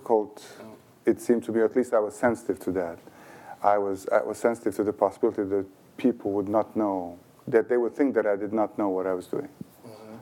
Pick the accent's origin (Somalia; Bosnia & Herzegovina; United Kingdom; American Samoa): Bosnia & Herzegovina; Sarajevo, Federation of Bosnia and Herzegovina; first language Bosnian; English is a second language; moved away as an adult; also born or lived in Chicago, United States; now in United States; I was born in Sarajevo in 64